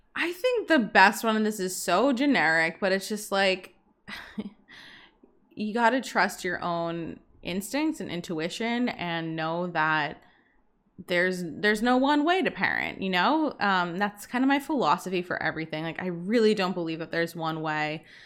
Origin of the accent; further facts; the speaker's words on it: Boston, Massachusetts, United States; now in Bermuda; I'm from Boston, and we used to go back to Boston, like, once a month from Bermuda